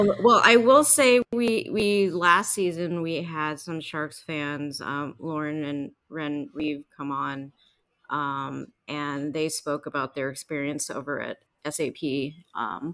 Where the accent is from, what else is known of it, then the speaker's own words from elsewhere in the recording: United States; we're American